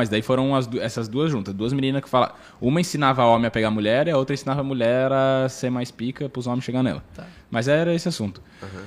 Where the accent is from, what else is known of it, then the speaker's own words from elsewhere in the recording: São Paulo, Brazil; sou, de São, São Paulo, Paulo é.